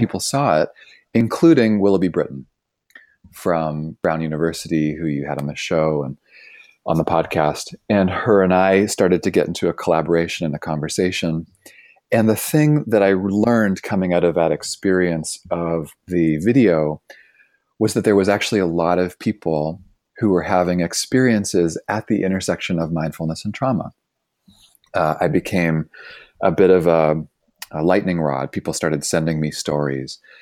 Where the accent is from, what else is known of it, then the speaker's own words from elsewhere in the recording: Toronto, Ontario, Canada; moved away as an adult; now in Bay Area, United States; I grew up in Toronto.